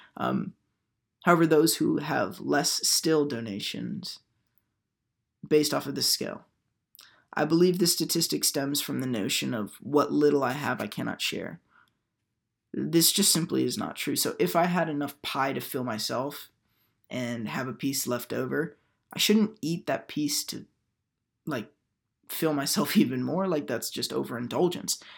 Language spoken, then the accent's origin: English; Houston, Texas, United States; moved away as an adult; Hurricane Harvey hit my hometown of Houston, Texas